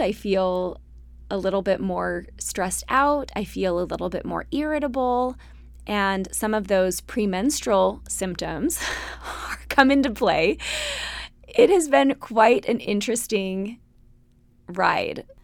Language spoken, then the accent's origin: English; Utah, United States; moved away; We grew up in Utah, big, happy Mormon families